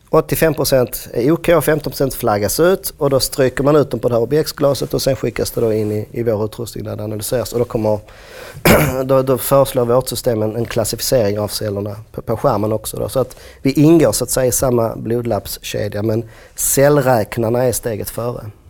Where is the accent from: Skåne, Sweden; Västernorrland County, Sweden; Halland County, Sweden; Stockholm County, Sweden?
Skåne, Sweden; Jag är från Skåne, så Malmö var liksom en värld och Lund var en annan värld